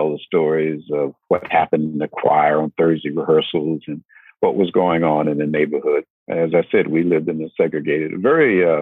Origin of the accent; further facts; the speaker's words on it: Norfolk, Virginia, United States; now in Richmond, United States; Born and raised in Norfolk, further down, about an hour south of here.